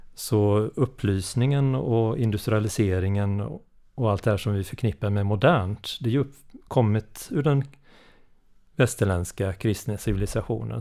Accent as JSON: {"language": "Swedish", "town": "Varberg", "region": "Halland County", "country": "Sweden", "said": "Jag är från, eh, Varbergsdrakten, hallänning"}